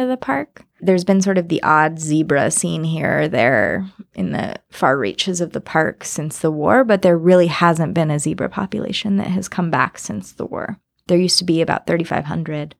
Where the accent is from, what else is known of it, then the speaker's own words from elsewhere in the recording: California, United States; I am from California